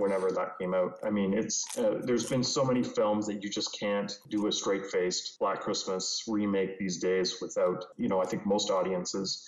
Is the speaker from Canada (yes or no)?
yes; Canada; as a Canadian